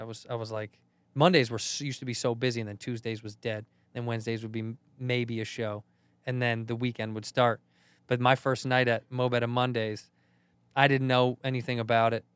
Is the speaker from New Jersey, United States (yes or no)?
no; Chicago, Illinois, United States; I'm from Chicago